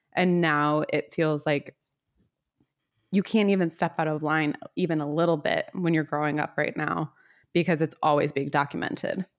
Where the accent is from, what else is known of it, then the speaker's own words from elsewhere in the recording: the South, United States; I am from the South